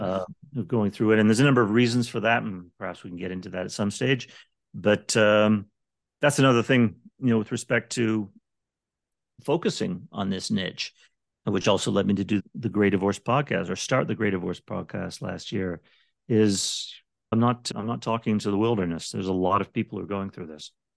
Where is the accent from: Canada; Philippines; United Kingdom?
Canada; moved away as an adult; now in Las Vegas, United States; I'm from Canada originally